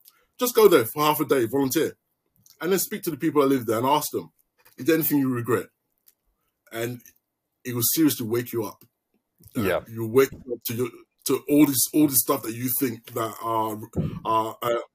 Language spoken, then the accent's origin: English; London, United Kingdom; moved away as an adult; now in Melbourne, Australia; I'm from East London